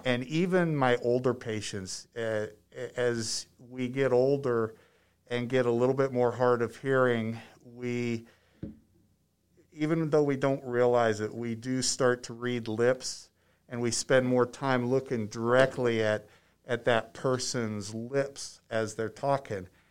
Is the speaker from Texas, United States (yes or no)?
no; Ohio, United States; moved away as an adult; also born or lived in Penrose, Colorado; now in Limon, Colorado, United States; I'm from Ohio